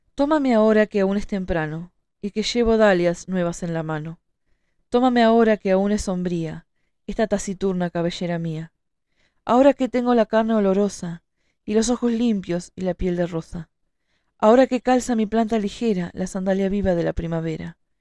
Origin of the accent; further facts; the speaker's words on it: Montevideo, Uruguay; yo soy de Montevideo